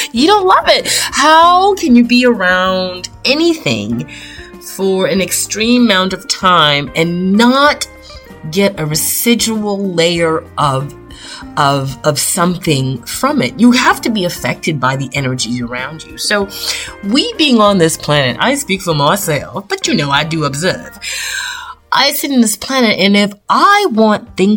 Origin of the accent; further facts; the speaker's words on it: Toronto, Ontario, Canada; as a Canadian girl born and raised in Toronto, Canada